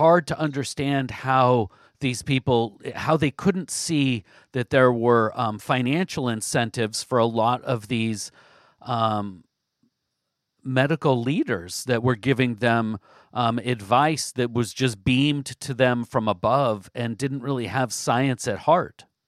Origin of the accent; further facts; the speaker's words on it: Southwest Washington, United States; also born or lived in Vancouver, Washington; I grew up in Southwest Washington, um, spent most of my life in Southwest Washington.